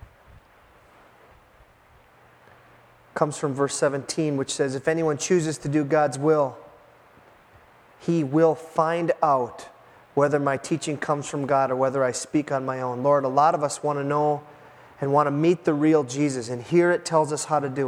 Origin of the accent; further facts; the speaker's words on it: United States; as American Christians